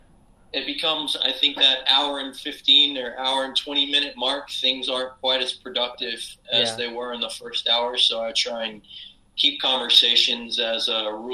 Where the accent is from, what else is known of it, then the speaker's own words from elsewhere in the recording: Port Arthur, Texas, United States; moved away; I grew up in Texas in a little town called Port Arthur